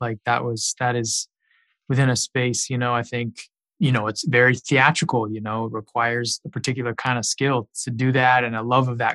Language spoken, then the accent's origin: English; Los Angeles, California, United States; now in New York, United States; I grew up in Hollywood. But I live in New York now